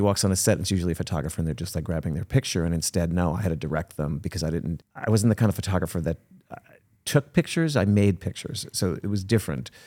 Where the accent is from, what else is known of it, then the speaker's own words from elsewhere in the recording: New Jersey, United States; I was born in New Jersey